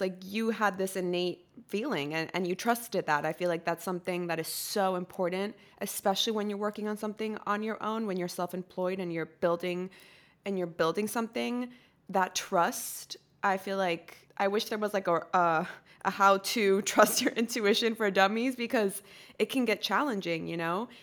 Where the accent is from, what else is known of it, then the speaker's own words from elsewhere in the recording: Costa Rica; moved away as an adult; now in United States; I'm from Costa Rica, and I was born and raised there